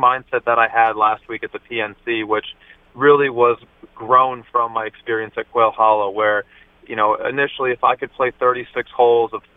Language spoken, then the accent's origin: English; Minnesota, United States; moved away as an adult; also born or lived in Nebraska; growing up in Minnesota, which is home for me